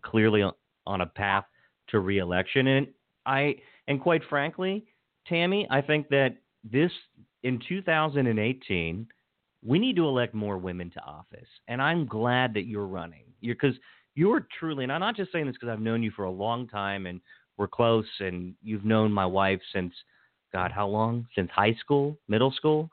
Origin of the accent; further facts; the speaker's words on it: Washington County, Maryland, United States; where I grew up in Washington County